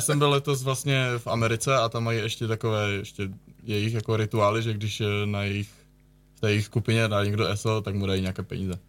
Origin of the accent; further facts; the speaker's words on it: Nový Jičín, Moravian-Silesian Region, Czechia; oba dva jsme z Nového Jičína